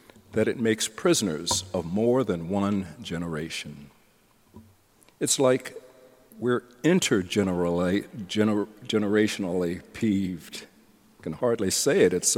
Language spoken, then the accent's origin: English; the South, United States; I'm a Southerner